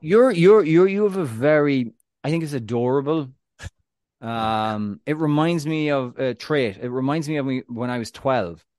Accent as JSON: {"language": "English", "country": "Ireland", "said": "I'm, I'm Irish"}